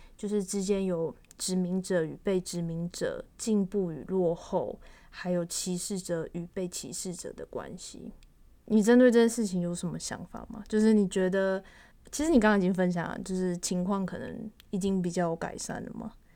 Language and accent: Chinese; Taiwan; 我们算是外省人嘛